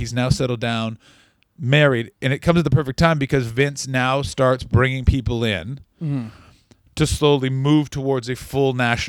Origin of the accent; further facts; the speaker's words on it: Canada; moved away; I'm a Canadian person.